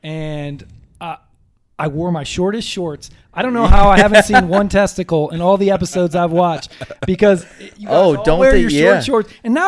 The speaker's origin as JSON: {"language": "English", "town": "Toledo", "region": "Ohio", "country": "United States", "tie": "born or raised there", "moved": "as an adult", "lives_now": "East Coast, United States", "said": "Yes, I'm from Toledo, Ohio. I grew up, I lived there for 18 years and then went away to school at Ohio University."}